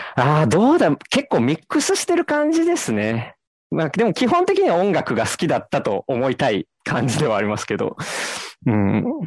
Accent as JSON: {"language": "Japanese", "town": "Sakai", "region": "Osaka", "country": "Japan", "tie": "born or raised there", "said": "大阪堺です。堺なんですけど、まあニュ、ニュータウンなんで、全然なんか、あの、情緒のない町で育ったんで"}